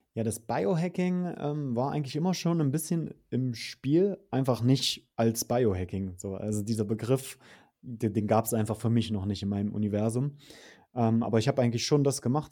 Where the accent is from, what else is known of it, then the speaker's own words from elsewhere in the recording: Saxony-Anhalt, Germany; moved away as an adult; also born or lived in Berlin; Ich bin auf, ähm, in einer Kleinstadt groß geworden in Sachsen-Anhalt